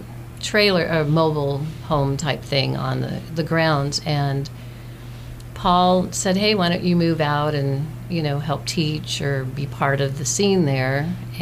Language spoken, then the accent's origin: English; Pasadena, California, United States; I grew up in Pasadena